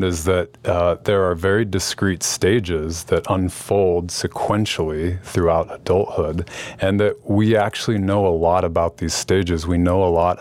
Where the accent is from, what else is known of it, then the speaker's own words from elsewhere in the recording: Salt Lake City, Utah, United States; I grew up in Salt Lake City